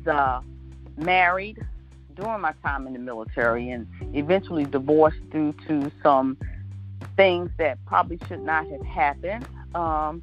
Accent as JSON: {"language": "English", "town": "Philadelphia", "region": "Pennsylvania", "country": "United States", "tie": "born or raised there", "moved": "as an adult", "lives_now": "Hampton Roads, United States", "said": "born and raised in Philadelphia, also known as the City of Brotherly Love"}